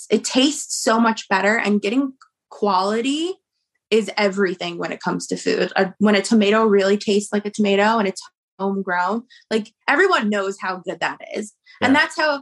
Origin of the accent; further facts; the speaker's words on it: New Jersey, United States; I'm from New Jersey